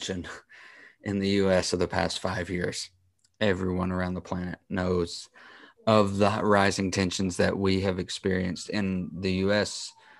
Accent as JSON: {"language": "English", "country": "United States", "said": "I, as an American"}